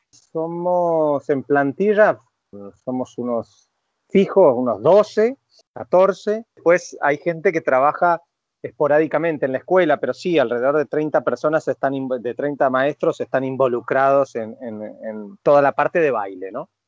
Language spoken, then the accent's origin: Spanish; Mendoza, Argentina; now in Paris, France; yo soy mendocino